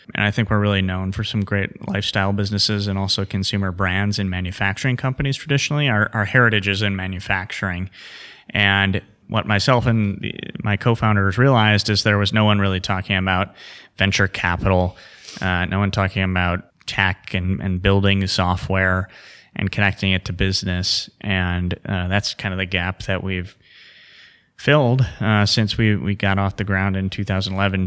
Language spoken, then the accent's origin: English; Cedarburg, Wisconsin, United States; I grew up in Cedarburg, a northern suburb of Milwaukee